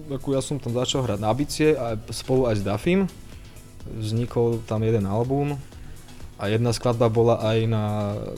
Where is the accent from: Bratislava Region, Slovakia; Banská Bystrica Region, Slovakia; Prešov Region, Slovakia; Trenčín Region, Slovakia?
Bratislava Region, Slovakia; Bratislava; to boli taký gang na Trnavke. To sme vyrastali spolu, hrávali sme hokej